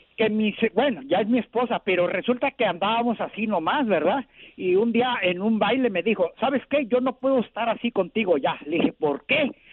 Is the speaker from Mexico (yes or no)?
yes; Cuernavaca, Morelos, Mexico; yo soy de Cuernavaca, Morelos